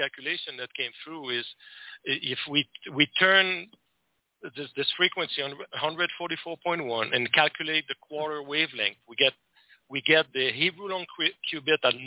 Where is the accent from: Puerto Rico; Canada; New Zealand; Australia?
Canada; now in United States; I'm Canadian, but I live in the U.S.